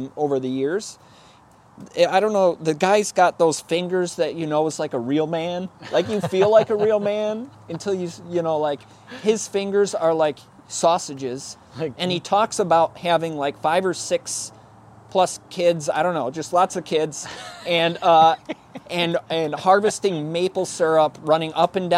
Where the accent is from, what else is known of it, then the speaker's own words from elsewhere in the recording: Palmyra, New York, United States; now in Rochester, United States; I grew up in Palmyra, kind of on the Madison and Palmyra border